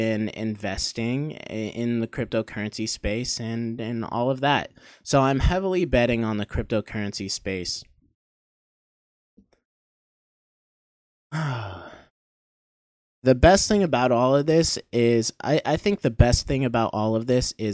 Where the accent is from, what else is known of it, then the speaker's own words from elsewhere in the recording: Maine, United States; moved away as an adult; also born or lived in Maryland / Pennsylvania; I was born in Maryland and moved to Maine, and I don't even remember Maryland. I grew up in Maine until I was 18.